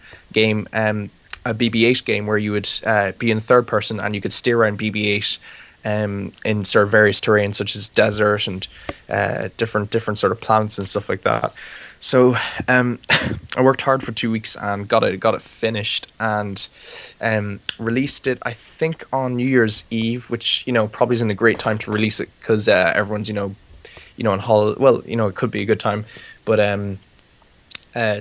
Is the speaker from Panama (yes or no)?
no; Ireland; I'm from Ireland, and I live in the middle of nowhere